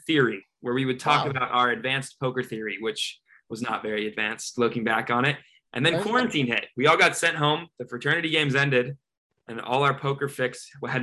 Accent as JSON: {"language": "English", "town": "San Diego", "region": "California", "country": "United States", "also_born_or_lived": "Dallas", "moved": "as an adult", "said": "I'm from San Diego"}